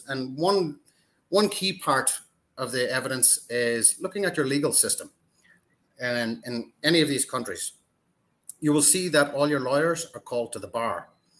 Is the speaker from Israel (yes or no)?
no; Ireland; Yes, I'm Irish.